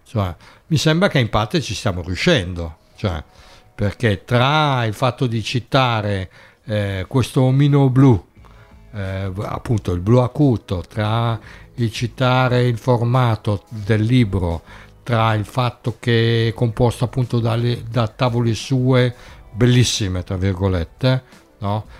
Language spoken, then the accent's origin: Italian; Turin, Piedmont, Italy; now in Bologna, Italy; io sono di Torino